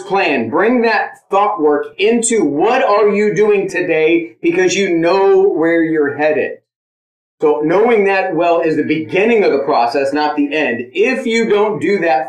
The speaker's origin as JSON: {"language": "English", "town": "San Diego", "region": "California", "country": "United States", "tie": "born or raised there", "moved": "yes", "said": "I grew up in South San Diego"}